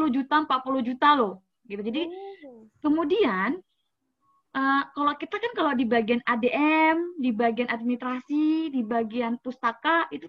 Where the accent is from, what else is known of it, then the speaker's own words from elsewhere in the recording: Changchun, Jilin, China; Indonesian is a second language; Changchun itu uh, winter yang paling lama itu di kota saya